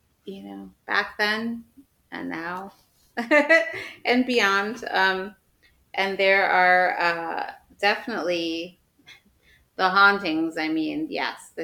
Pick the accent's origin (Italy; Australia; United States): United States; Midwest; I'm a Midwesterner